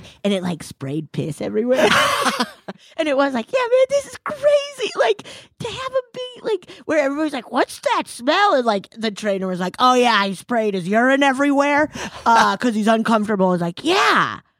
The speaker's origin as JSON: {"language": "English", "region": "Colorado", "country": "United States", "tie": "born or raised there", "said": "I grew up in Colorado in the mountains and we would get bears in the summer."}